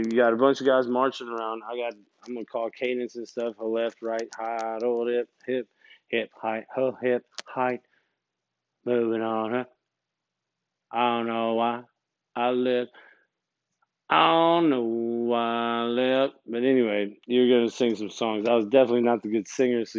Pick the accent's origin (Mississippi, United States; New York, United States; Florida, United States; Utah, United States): Mississippi, United States; Gulfport; But since I was from Gulfport, Biloxi, like those guys, like the Coast Boys, someone canceled early parole.